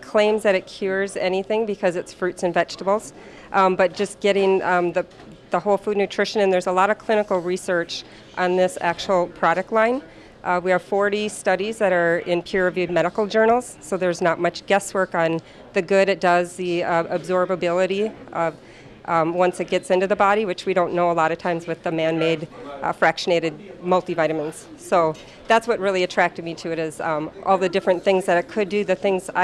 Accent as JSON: {"language": "English", "town": "La Crosse", "region": "Wisconsin", "country": "United States", "moved": "yes", "lives_now": "Delano, United States", "said": "I am actually from La Crosse, Wisconsin"}